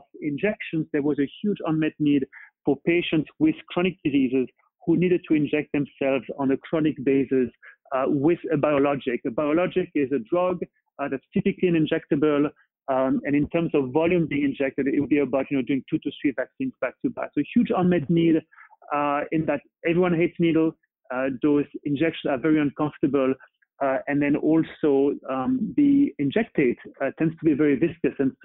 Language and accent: English; Paris, Île-de-France, France; moved away as an adult; now in Boston, United States; I was born and bred in Paris, but now really truly Bostonian and love it here